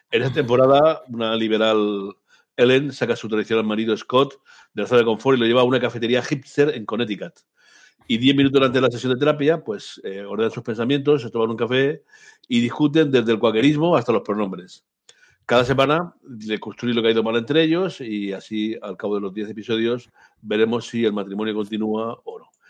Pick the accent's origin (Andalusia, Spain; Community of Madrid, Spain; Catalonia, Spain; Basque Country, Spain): Basque Country, Spain; como buen vasco que soy